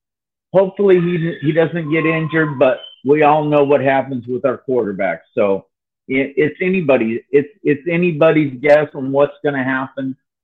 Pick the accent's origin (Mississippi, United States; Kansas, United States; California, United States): California, United States; Bay Area; I was born and raised in the Bay Area